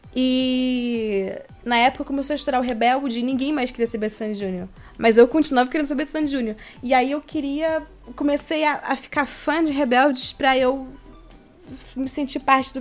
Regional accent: Joinville, Santa Catarina, Brazil; moved away as an adult; also born or lived in Rio de Janeiro; now in São Paulo, Brazil; eu sou de Joinville, Santa Catarina

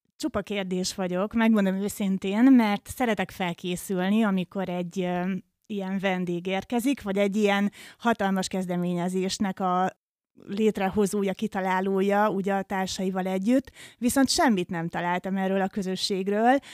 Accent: Debrecen, Hajdú-Bihar, Hungary; bennünk debreceniekben

